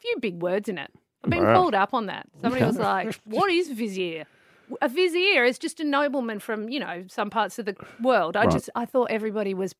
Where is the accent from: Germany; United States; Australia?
Australia; Perth, Western Australia; moved away; I come from Perth.